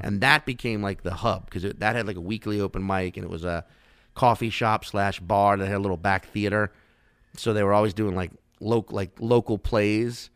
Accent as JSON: {"language": "English", "town": "Chalmette", "region": "Louisiana", "country": "United States", "tie": "born or raised there", "also_born_or_lived": "Slidell, Louisiana / New Orleans, Louisiana", "said": "I grew up in Chalmette and then Slidell, uh, which is like, you know, half an hour outside the city."}